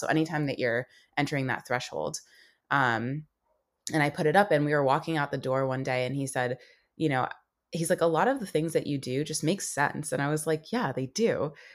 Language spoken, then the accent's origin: English; United States; growing up in America and having two parents that, uh, you know, immigrated here